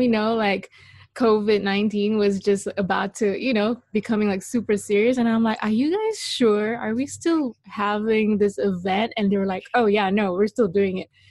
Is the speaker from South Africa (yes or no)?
no; Malaysia; now in Los Angeles, United States; I am Malaysian.